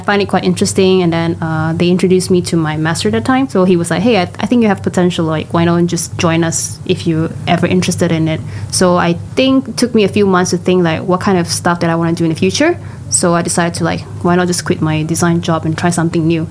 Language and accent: English; Johor, Malaysia; now in Kuala Lumpur, Malaysia; I'm originally from Johor and I work in KL for more than 10, 15 years already.